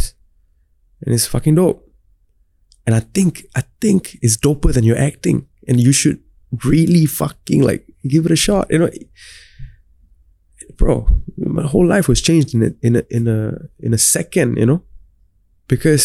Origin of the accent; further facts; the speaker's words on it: Singapore; being a Singaporean, growing up in Singapore, laid the foundation for me to be well-versed in both Tamil and English.